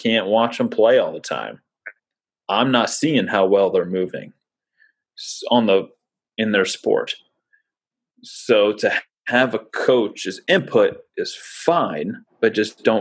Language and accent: English; Lafayette, Indiana, United States; I was born in Lafayette. My dad went to Purdue.